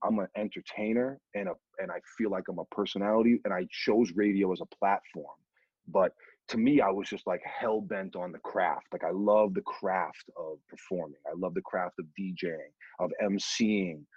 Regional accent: Boston, Massachusetts, United States; I'm from Boston

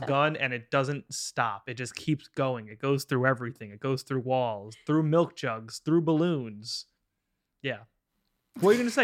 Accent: Long Island, New York, United States; I'm from Long Island

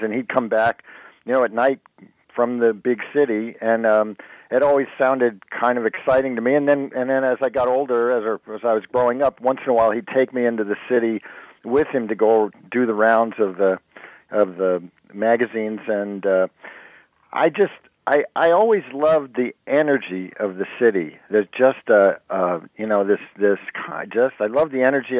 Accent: Jersey Shore, New Jersey, United States; also born or lived in Brooklyn, New York; I was born in Brooklyn, but I grew up on the Jersey Shore

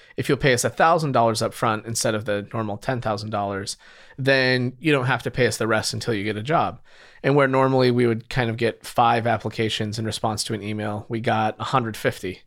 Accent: Utah, United States; moved away as an adult; now in San Francisco, United States; I grew up in Utah.

